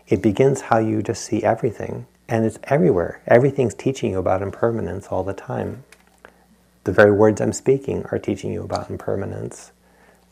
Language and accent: English; Rhode Island, United States; I grew up in Rhode Island